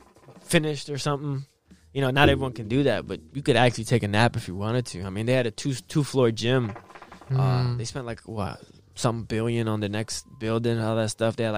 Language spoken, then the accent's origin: English; Arlington, Virginia, United States; Well, born and raised in Virginia.